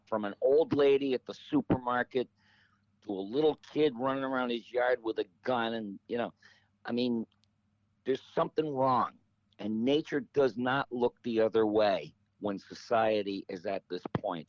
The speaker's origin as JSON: {"language": "English", "town": "Detroit", "region": "Michigan", "country": "United States", "tie": "born or raised there", "said": "growing up in Detroit"}